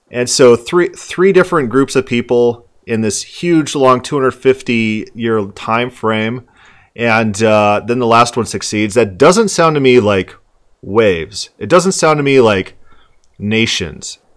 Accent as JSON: {"language": "English", "region": "Florida", "country": "United States", "moved": "yes", "said": "I'm from Florida."}